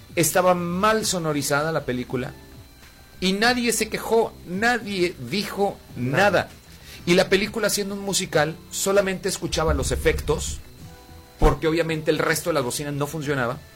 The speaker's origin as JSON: {"language": "Spanish", "country": "Mexico", "said": "como ciudadanos o como mexicanos"}